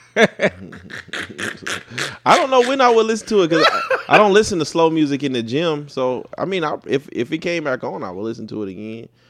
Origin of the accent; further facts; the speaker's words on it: United States; an American, a black American